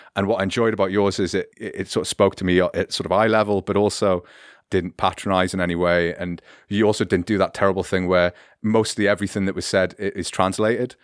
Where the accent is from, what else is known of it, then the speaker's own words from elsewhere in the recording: United Kingdom; now in Germany; as a British person reading history